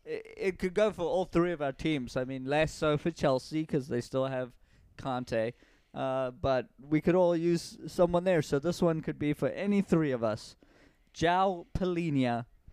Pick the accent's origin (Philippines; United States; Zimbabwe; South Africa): South Africa; now in Canada; oh, I'm from South Africa